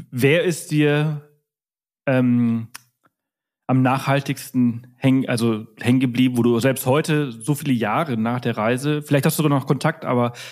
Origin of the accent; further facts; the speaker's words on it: Munich, Bavaria, Germany; now in Brandenburg an der Havel, Germany; Ist natürlich auch ein bisschen schwer, äh, Lokalpatriotismus als Münchner in äh, Brandenburg an der Havel zu haben.